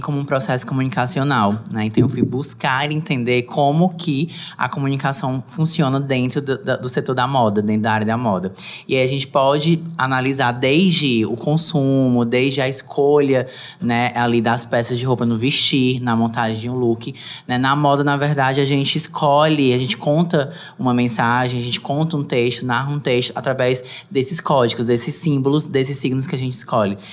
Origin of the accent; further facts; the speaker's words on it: Brazil; nós, enquanto brasileiros